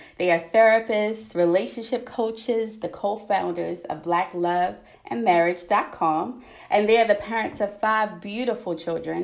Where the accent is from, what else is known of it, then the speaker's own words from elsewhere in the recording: Baltimore, Maryland, United States; accent: Baltimore; I am from Baltimore. Yep, I am Baltimore, Maryland